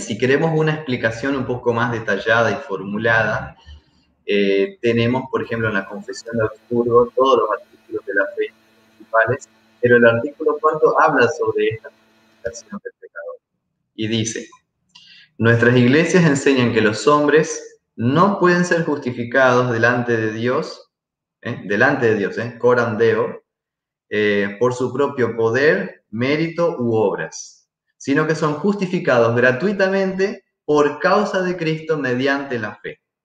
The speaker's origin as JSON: {"language": "Spanish", "region": "Santa Fe", "country": "Argentina", "also_born_or_lived": "Paraguay", "moved": "as an adult", "lives_now": "Gualeguaychú, Argentina", "said": "yo soy de Santa Fe, soy argentino"}